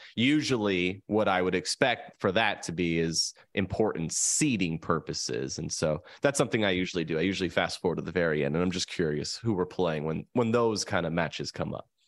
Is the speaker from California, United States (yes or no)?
yes; San Diego, California, United States; I was born and raised in San Diego